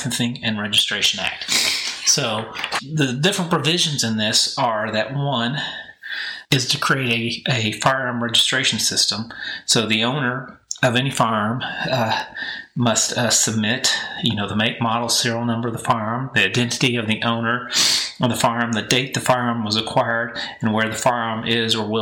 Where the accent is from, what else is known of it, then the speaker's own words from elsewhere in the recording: a small town north of Kansas City, Missouri, United States; now in Texas, United States; I am from Kansas City. That's where I grew up, in a small town north of Kansas City, and went to high school there.